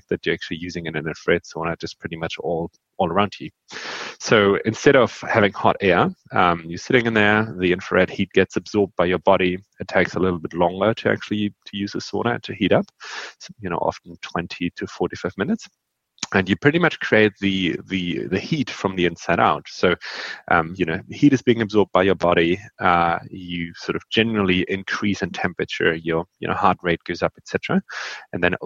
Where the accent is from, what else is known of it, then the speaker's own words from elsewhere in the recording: Northern Germany, Germany; I grew up in Northern Germany.